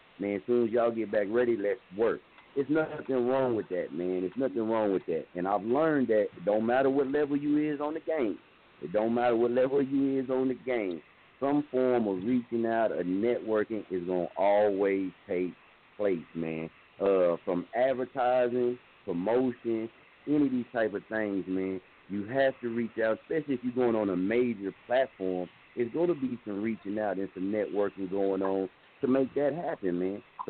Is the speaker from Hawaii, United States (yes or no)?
no; Muskogee, Oklahoma, United States; Now, I'm from Muskogee. I was staying in Wichita, Kansas.